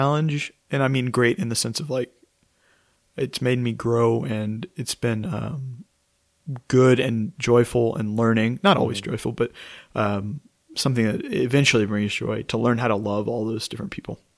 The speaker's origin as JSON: {"language": "English", "town": "College Station", "region": "Texas", "country": "United States", "moved": "as an adult", "lives_now": "Austin, United States", "said": "I come from College Station, and I love College Station. I love it. And I love my home parish"}